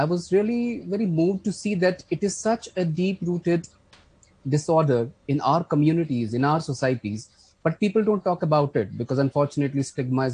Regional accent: Jammu and Kashmir, India; I come from Kashmir. So unfortunately, we have seen conflict here for a long time.

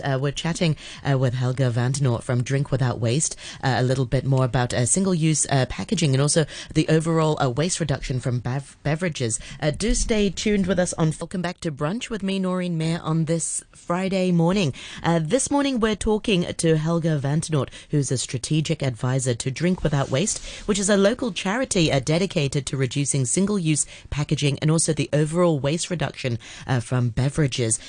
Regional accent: Hong Kong; I grew up in Hong Kong sort of the eighties and the nineties

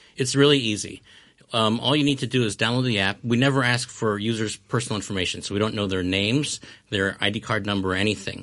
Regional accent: Hong Kong; moved away as an adult; also born or lived in Chicago, United States; I was born and raised in Hong Kong, and I lived here until, you know, the, uh, university age

